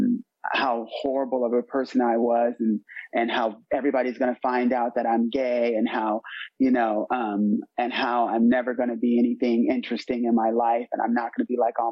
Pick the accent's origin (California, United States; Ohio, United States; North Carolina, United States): California, United States; San Diego; moved away; also born or lived in Berlin, Germany; I'm originally from San Diego, California